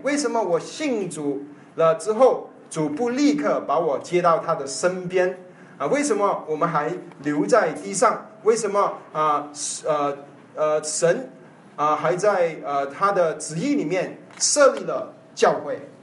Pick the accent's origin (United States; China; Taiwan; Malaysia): China; 我们中国人不是亚伯拉罕的后裔